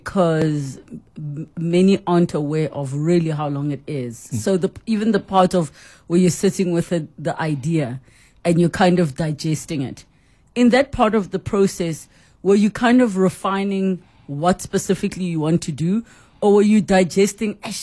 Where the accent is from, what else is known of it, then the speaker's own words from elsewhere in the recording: Pretoria, Gauteng, South Africa; I grew up in Pretoria